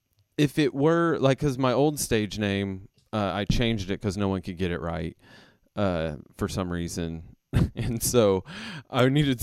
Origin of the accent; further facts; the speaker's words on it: Kentucky, United States; also born or lived in Ohio / California; now in Los Angeles, United States; I was born in Ohio, actually. So I am originally from Ohio, but grew up in Kentucky.